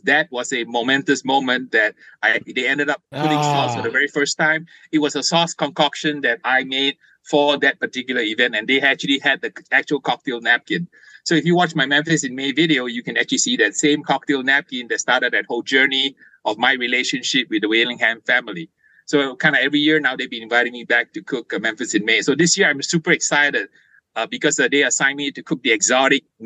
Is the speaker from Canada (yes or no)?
no; Malaysia; now in California, United States; I was born in Malaysia